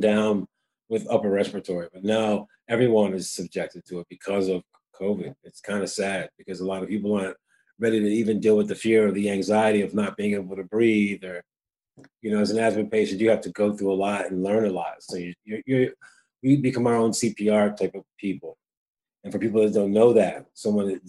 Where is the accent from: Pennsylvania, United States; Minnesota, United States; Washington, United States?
Pennsylvania, United States; Philadelphia; also born or lived in Wilmington, Delaware; growing up in Delaware and Philadelphia, because you know parents made decisions to move